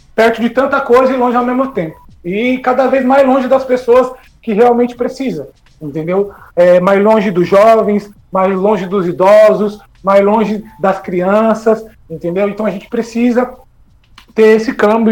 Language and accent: Portuguese; Santana de Parnaíba, São Paulo, Brazil; eu sou de Santana de Parnaíba, aí na região metropolitana